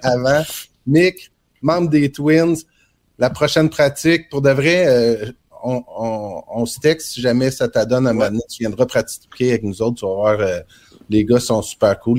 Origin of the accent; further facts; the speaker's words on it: Trois-Pistoles, Quebec, Canada; je suis originaire de Trois-Pistoles dans le Bas-Saint-Laurent